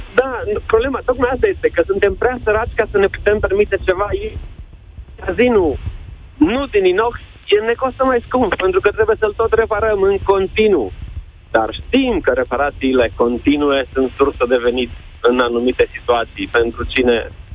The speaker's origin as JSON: {"language": "Romanian", "town": "Oradea", "region": "Bihor County", "country": "Romania", "said": "Sunt din Oradea, un centru de natație recunoscut"}